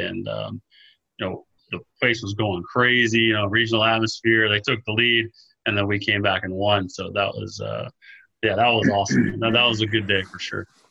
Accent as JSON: {"language": "English", "town": "Melbourne", "region": "Florida", "country": "United States", "tie": "born or raised there", "said": "junior college over here in Melbourne, um, in my hometown where we, where I grew up"}